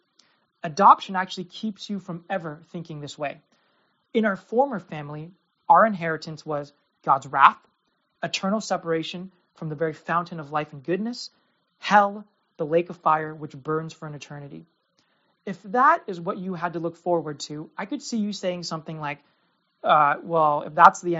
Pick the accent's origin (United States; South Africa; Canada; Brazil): United States; as an American Christian who lives with religious freedom